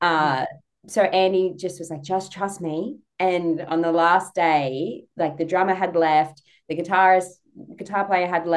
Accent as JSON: {"language": "English", "country": "Australia", "said": "I'm so Australian."}